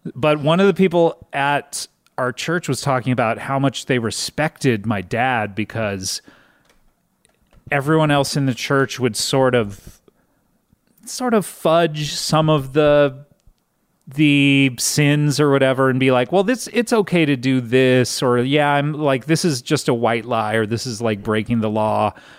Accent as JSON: {"language": "English", "area": "Orange County", "region": "California", "country": "United States", "tie": "born or raised there", "said": "I grew up in Orange County, California"}